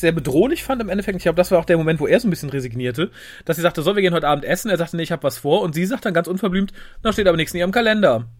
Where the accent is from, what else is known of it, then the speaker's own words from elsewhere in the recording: Germany; wir so als deutsches Volk